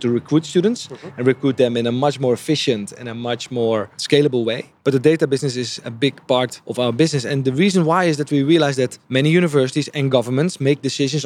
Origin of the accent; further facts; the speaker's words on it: Netherlands; also born or lived in Japan; I'm from the Netherlands